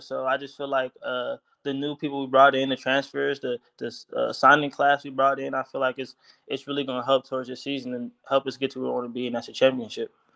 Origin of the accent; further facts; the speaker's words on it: California, United States; moved away as an adult; also born or lived in Oregon; I'm from California